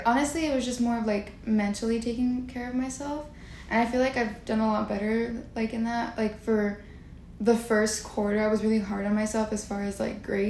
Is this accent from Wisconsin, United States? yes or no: no; Bakersfield, California, United States; I'm from the Central Valley, more specifically Bakersfield. I'm 18 years old.